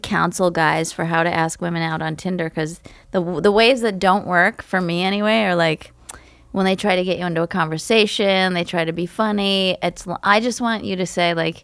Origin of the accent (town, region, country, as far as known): California, United States